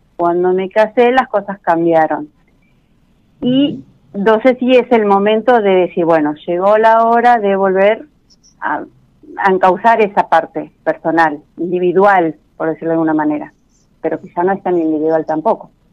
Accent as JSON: {"language": "Spanish", "town": "Florencio Varela", "region": "Buenos Aires Province", "country": "Argentina", "said": "De Florecha Varela, de Buenos Aires."}